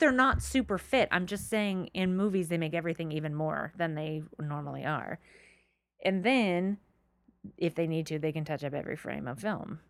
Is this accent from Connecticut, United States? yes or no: no; Marineland, California, United States; I grew up around Marine Land, not SeaWorld